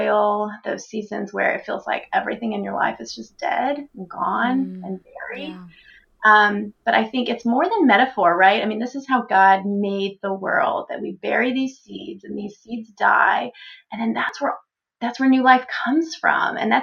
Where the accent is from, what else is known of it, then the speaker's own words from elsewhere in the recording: Texas, United States; also born or lived in Florida; now in Pennsylvania, United States; I grew up in Texas